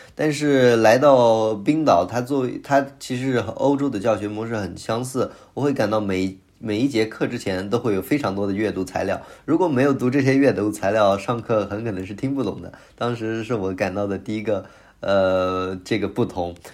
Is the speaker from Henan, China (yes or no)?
no; Kunming, Yunnan, China; moved away as an adult; also born or lived in Ningbo; now in Switzerland; 我是在中国出生长大，在来自云南昆明，嗯，在宁波念的本科，在学习本科学习结束后呢，我来到瑞士，呃，继续我的硕士学习，然后马上我要开始在瑞士进行我的博士学习